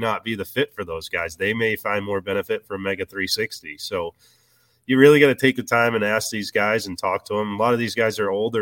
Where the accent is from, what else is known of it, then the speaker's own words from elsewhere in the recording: Virginia, United States; moved away; also born or lived in Alabama; I grew up in Virginia fishing the James River